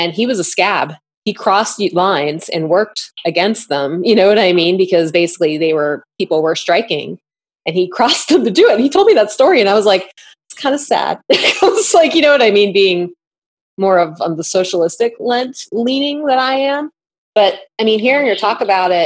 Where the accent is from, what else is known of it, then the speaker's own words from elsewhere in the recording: Northeast, United States; My family's actually from out West, but I grew up in the Northeast